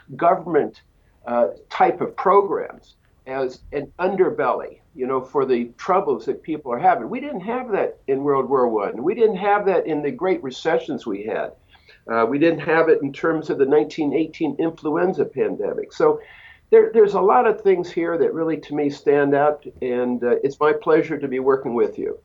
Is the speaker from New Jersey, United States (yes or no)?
yes; Westfield, New Jersey, United States; moved away as an adult; also born or lived in Colorado / Massachusetts; now in Southern Oregon, United States; I came originally from Westfield, New Jersey, on the East Coast